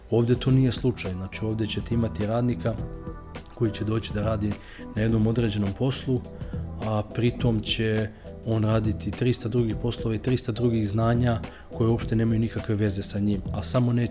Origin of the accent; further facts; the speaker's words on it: Serbia; ja sam Srbin